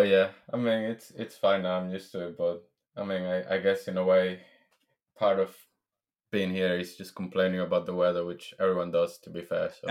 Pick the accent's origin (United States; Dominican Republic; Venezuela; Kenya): Venezuela; moved away as an adult; now in London, United Kingdom; I am originally from Venezuela.